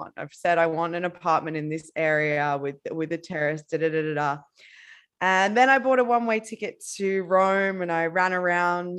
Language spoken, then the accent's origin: English; Queensland, Australia; also born or lived in Bali, Indonesia; now in Barcelona, Spain; I'm originally from Australia